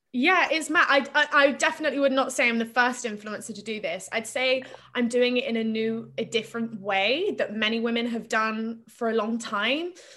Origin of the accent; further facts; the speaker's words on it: Plymouth, South West England, United Kingdom; I grew up in Plymouth in Devon